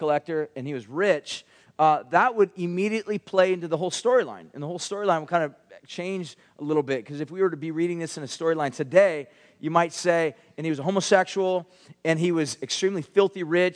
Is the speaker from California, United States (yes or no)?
yes; Huntington Beach, California, United States; I grew up in Huntington Beach and went to a school called Ocean View High School.